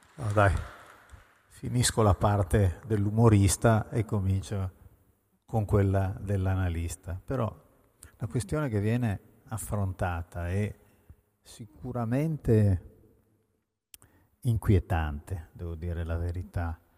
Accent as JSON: {"language": "Italian", "town": "Cuneo", "region": "Piedmont", "country": "Italy", "also_born_or_lived": "Veneto / Paris", "moved": "yes", "said": "Sono piemontese proprio, quindi pien-, di cuneo, peraltro"}